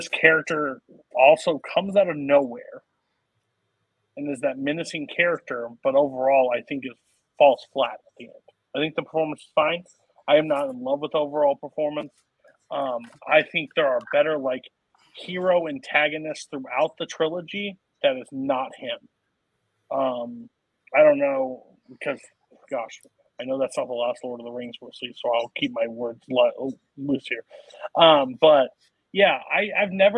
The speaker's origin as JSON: {"language": "English", "region": "Missouri", "country": "United States", "said": "I'm from Missouri."}